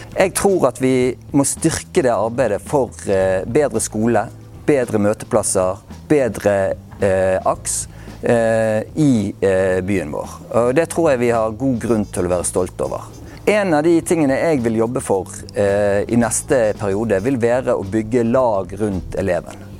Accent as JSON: {"language": "Norwegian", "town": "Bergen", "region": "Vestland", "country": "Norway", "moved": "yes", "lives_now": "Oslo, Norway", "said": "jeg er bergenser"}